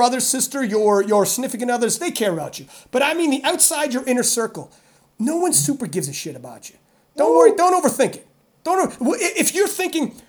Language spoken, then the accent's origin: English; Canada; I'm Canadian. It's in my blood